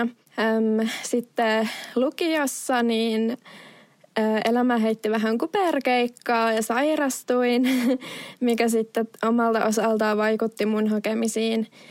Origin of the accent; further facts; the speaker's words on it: Vaasa, Ostrobothnia, Finland; moved away as an adult; also born or lived in Oulu, Finland; now in Norway; kun mä Vaasasta oon kotoisin, niin oon kasvanut vahvasti kaksikielisessä ympäristössä